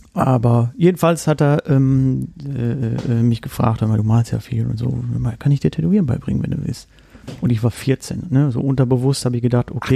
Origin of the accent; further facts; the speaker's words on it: Rostock, Mecklenburg-Vorpommern, Germany; moved away; ich komme gebürtig aus Rostock